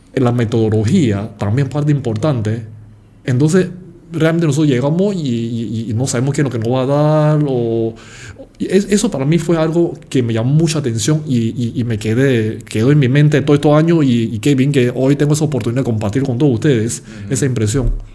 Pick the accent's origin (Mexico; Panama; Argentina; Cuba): Panama; nosotros los panameños